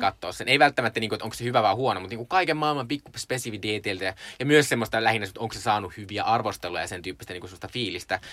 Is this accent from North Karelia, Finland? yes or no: yes; Joensuu, North Karelia, Finland; mä olin siis Joensuusta kotoisin, Joensuu on aika pieni kaupunki